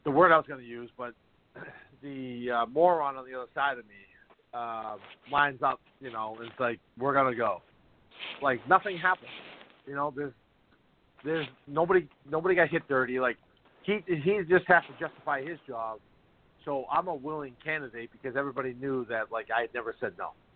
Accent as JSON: {"language": "English", "town": "Boston", "region": "Massachusetts", "country": "United States", "tie": "born or raised there", "said": "my hometown Boston Bruins"}